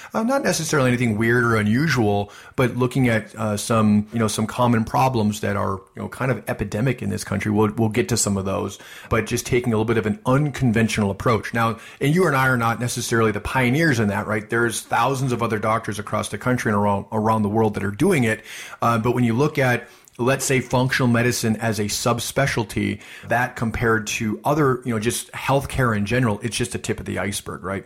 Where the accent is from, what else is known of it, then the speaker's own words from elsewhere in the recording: Midwest, United States; I'm from the Midwest